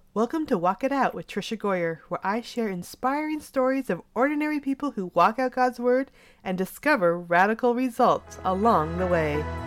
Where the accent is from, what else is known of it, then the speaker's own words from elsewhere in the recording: Weed, California, United States; I'm from Weed, California. I grew up in weed, not on weed, but the best part is that I went to Weed High.